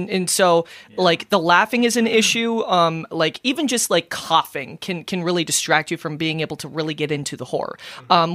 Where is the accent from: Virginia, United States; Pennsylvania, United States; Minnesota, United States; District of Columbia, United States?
Minnesota, United States; I'm from Minnesota and I have an accent